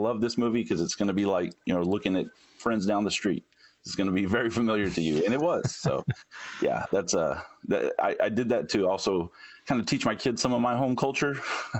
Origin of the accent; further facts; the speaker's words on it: Northeast Texas, United States; moved away; I grew up in Northeast Texas, pretty close to Louisiana. And so in a, you know, small football town.